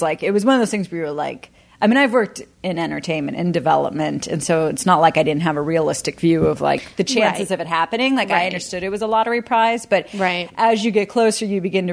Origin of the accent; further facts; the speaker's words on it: Dallas, Texas, United States; moved away; also born or lived in Los Angeles / New York; I'm from Dallas